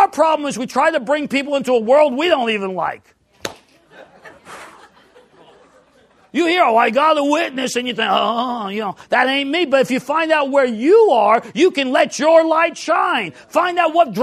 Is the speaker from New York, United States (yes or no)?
yes; New York City, New York, United States; I grew up in New York City